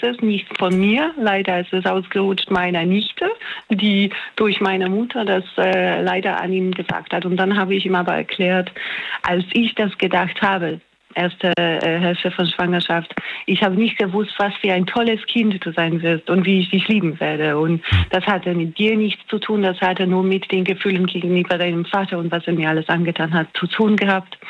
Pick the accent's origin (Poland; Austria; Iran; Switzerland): Poland; moved away as an adult; also born or lived in Australia / near Mannheim, Germany; now in Germany; Ich komme ursprünglich aus Polen, ich wohne jetzt in Deutschland